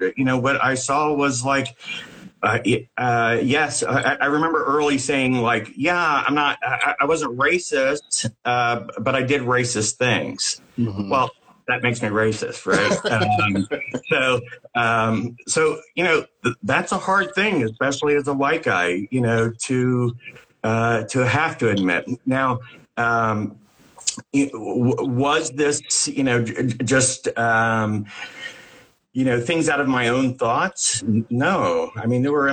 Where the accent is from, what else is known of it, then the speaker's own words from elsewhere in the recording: Cincinnati, Ohio, United States; now in Los Angeles, United States; I came from the Midwest. I live in Los Angeles now, but I came from the outskirts of Cincinnati is where I grew up